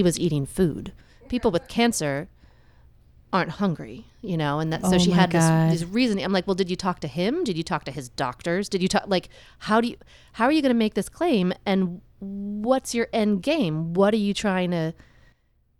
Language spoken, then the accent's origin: English; Florida, United States; moved away; Florida because that's where I was born. It's my hometown